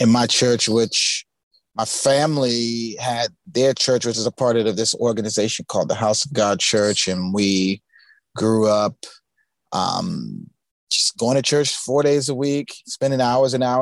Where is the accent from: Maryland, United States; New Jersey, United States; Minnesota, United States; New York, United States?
New Jersey, United States; Newark; Born and raised in Newark, New Jersey